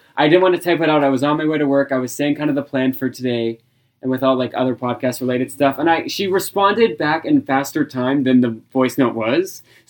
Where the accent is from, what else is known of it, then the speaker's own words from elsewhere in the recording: Australia; I'm Australian.